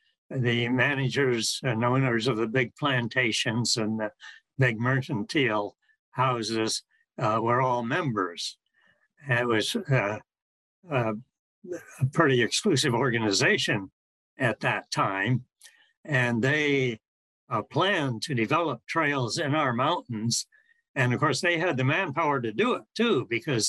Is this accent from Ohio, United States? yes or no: no; Denver, Colorado, United States; moved away as an adult; now in Honolulu, United States; I grew up in Denver, and my parents were quite fascinated by the mountains there